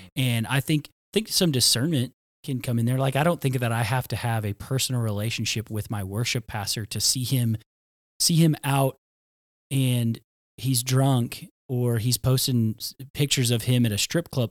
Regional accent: Tulsa, Oklahoma, United States; I grew up in Tulsa, Oklahoma

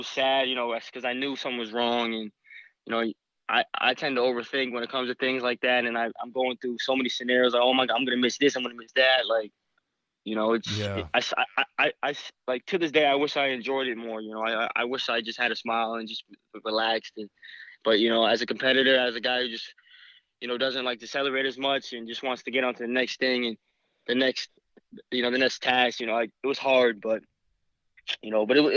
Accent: East Coast, United States; I'm from the East Coast

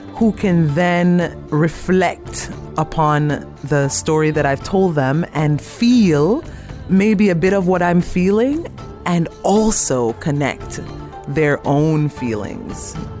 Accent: Jamaica; now in Canada; an African, born and raised in Jamaica and on Turtle Island

